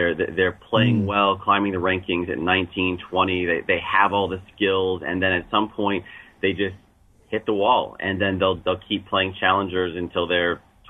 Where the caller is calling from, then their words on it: New York City, New York, United States; New York City.